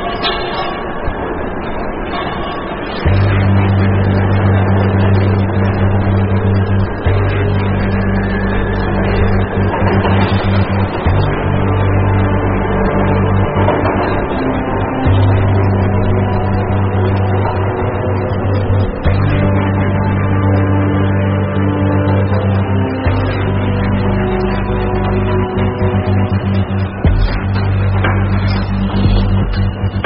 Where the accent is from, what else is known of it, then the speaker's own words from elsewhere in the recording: New York City, New York, United States; now in Florida, United States; I grew up in Brooklyn